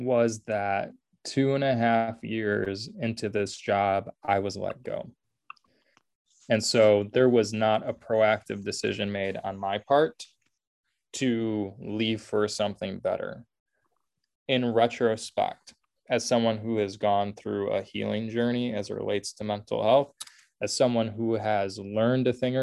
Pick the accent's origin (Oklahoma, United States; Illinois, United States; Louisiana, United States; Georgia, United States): Illinois, United States; Oak Park; also born or lived in Indiana; I was born and raised in Oak Park. So I had good familiarity with Chicago. Oak Park is the first suburb west of the city